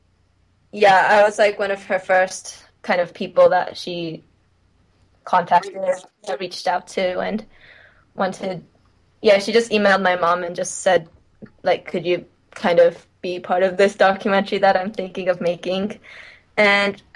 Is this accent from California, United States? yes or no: yes; California, United States; also born or lived in London, United Kingdom / Indianapolis, Indiana; I'm actually from California